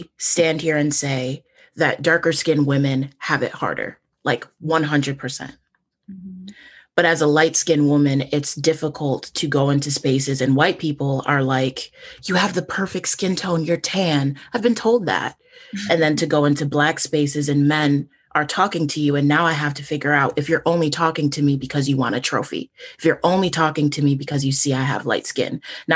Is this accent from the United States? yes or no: yes; Syracuse, New York, United States; I interned at a small network in my hometown in Syracuse